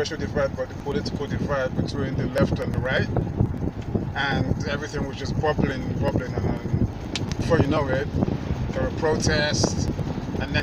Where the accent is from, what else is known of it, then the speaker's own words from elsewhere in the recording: London, United Kingdom; now in New York, United States; I'm originally from London, England